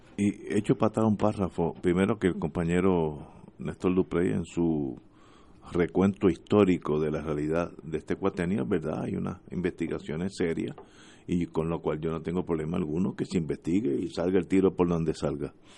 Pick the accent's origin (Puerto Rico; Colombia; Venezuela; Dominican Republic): Puerto Rico; somos todos puertorriqueños